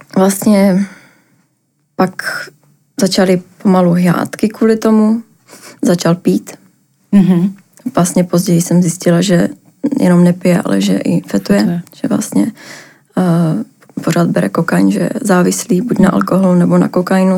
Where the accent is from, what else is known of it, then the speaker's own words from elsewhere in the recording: Ostrava, Moravian-Silesian Region, Czechia; moved away as an adult; now in Prague, Czech Republic; pocházím z Ostravy, přestěhovala do Prahy